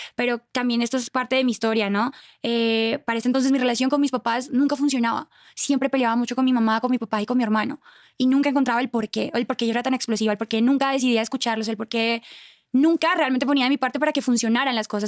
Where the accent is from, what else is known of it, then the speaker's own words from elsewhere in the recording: Cúcuta, Norte de Santander, Colombia; moved away as an adult; also born or lived in Bogotá, Colombia; now in Mexico; Cúcuta, de donde yo soy